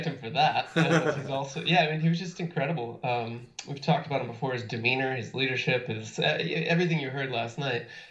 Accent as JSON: {"language": "English", "region": "New Jersey", "country": "United States", "tie": "born or raised there", "moved": "yes", "said": "my then hometown New Jersey Nets"}